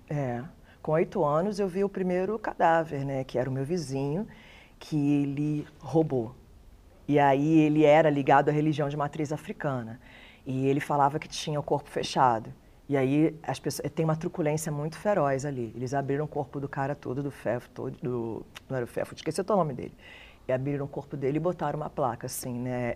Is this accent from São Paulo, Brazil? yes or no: no; Rio de Janeiro, Brazil; eu sou cria do Morro do Dendê, na Ilha do Governador